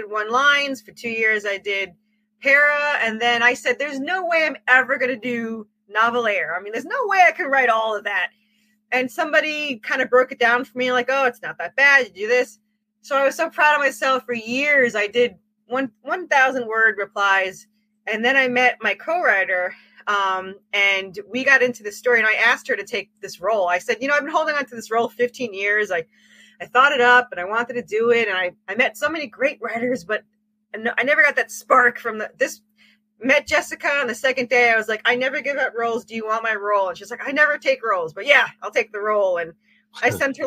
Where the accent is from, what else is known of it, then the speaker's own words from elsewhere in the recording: Long Island, New York, United States; I'm originally from New York, Long Island.